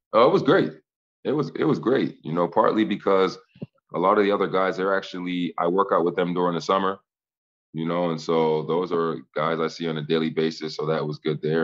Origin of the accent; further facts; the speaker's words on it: Boston, Massachusetts, United States; I'm from Boston, so I had a ton of people there.